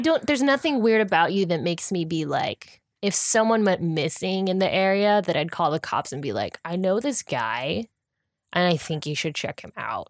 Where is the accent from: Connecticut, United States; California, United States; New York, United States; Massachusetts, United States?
California, United States; We're from California